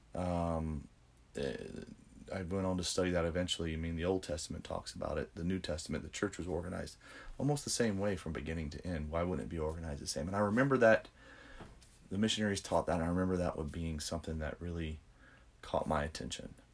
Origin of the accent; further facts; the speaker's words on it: Central, Louisiana, United States; moved away; I'm from Louisiana originally, so um, yeah. Um, grew up in Baton Rouge, Louisiana, a little town called Central